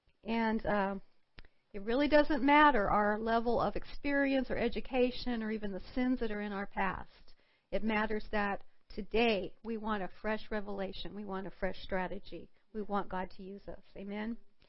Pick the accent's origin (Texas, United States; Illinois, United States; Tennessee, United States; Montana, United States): Montana, United States; I'm a girl from Montana at a mandated meeting.